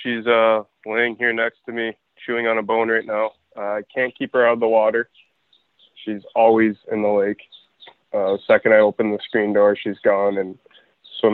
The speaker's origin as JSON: {"language": "English", "town": "Iron Mountain", "region": "Michigan", "country": "United States", "tie": "born or raised there", "moved": "as an adult", "lives_now": "Winter Haven, United States"}